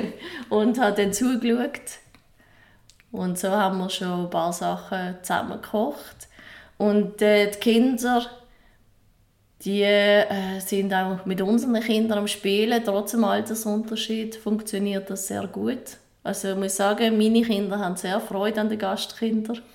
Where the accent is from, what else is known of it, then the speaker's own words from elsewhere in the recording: Switzerland; bei uns in der Schweiz